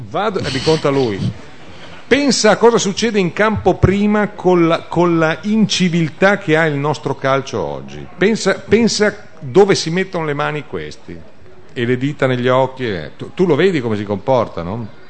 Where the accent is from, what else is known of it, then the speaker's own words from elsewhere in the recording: Biella, Piedmont, Italy; io sono di Biella originario